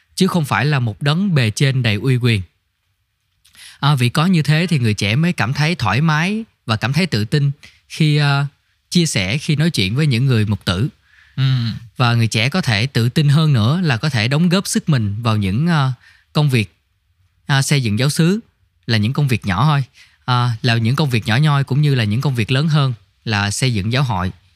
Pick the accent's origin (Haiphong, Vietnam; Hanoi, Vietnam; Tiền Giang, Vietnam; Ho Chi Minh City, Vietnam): Tiền Giang, Vietnam; moved away; em quê ở tiền giang